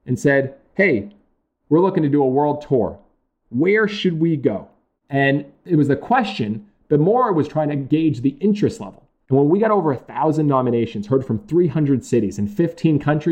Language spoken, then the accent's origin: English; Massachusetts, United States